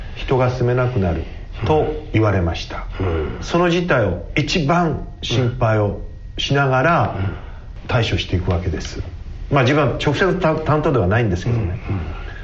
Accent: Tamura, Fukushima, Japan; 福島県ですのあの小さな町の小さな酒蔵で、えー、生まれた

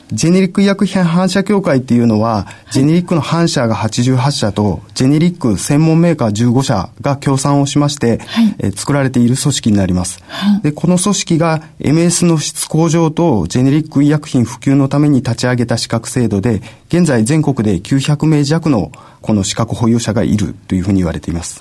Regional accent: Yamaguchi, Japan; moved away as an adult; 山口県に帰る、地元に帰る

